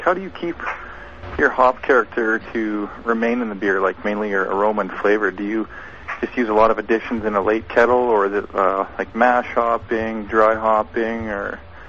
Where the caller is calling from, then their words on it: Edmonton, Alberta, Canada; From Edmonton, Alberta, Canada.